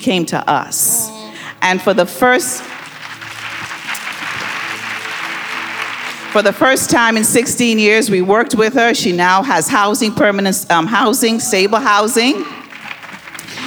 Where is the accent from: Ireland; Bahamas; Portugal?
Bahamas; moved away as an adult; now in Detroit, United States; I grew up in the Bahamas